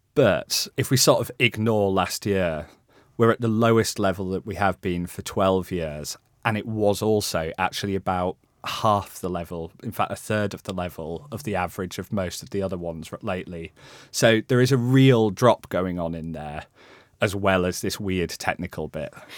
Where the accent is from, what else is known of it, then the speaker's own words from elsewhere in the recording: Halifax, Yorkshire and the Humber, United Kingdom; moved away; I grew up in West Yorkshire. I grew up in Halifax